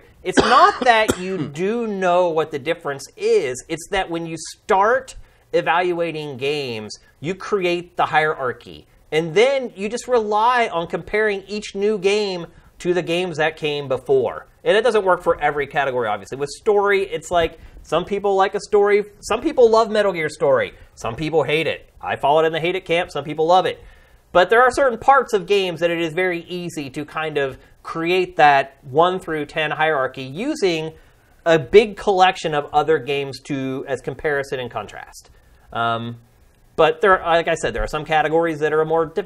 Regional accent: Carlisle, Pennsylvania, United States; moved away; my hometown in Carlisle, Pennsylvania

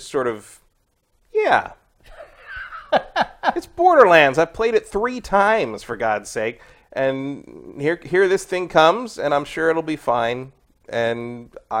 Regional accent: San Francisco, California, United States; I come from San Francisco

